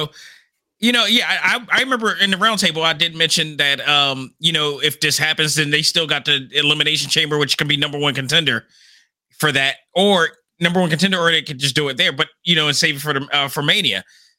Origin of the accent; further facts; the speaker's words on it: Philadelphia, Pennsylvania, United States; it's coming to my hometown